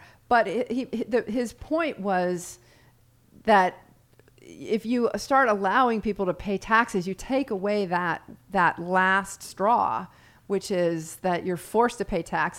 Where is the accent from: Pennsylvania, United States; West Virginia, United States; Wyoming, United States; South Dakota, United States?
Wyoming, United States; I'm a big steak eater. I grew up on steak in Wyoming.